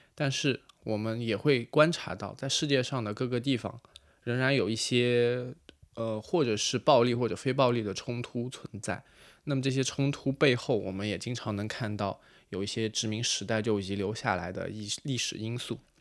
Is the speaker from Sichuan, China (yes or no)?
no; Kaiyuan, Yunnan, China; moved away as an adult; now in Paris, France; 云南红河开远人，本科毕业于云南大学法语系